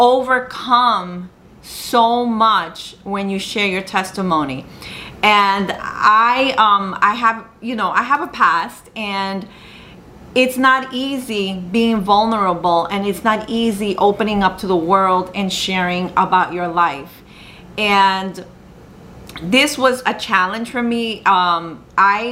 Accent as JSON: {"language": "English", "region": "New York", "country": "United States", "tie": "born or raised there", "said": "I'm from the United States, I was born in New York, that my mother is Colombian, my dad's Peruvian"}